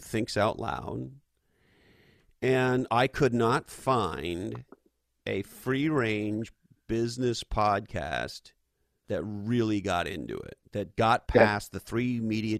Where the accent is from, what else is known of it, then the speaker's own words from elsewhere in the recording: Montreal, Quebec, Canada; moved away as an adult; also born or lived in Silicon Valley, United States; now in United States; I was born and raised in Montreal, Canada